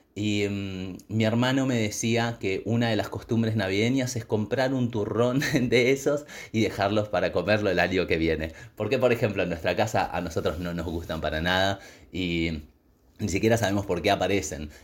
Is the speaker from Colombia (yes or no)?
no; Argentina; siendo argentinos